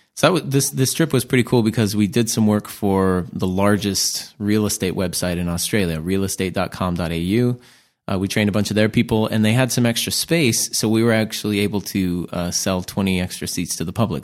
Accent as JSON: {"language": "English", "country": "United States", "said": "As American"}